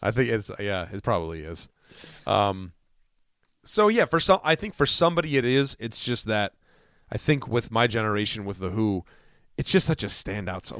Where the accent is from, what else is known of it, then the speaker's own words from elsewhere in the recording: Connecticut, United States; as New Englanders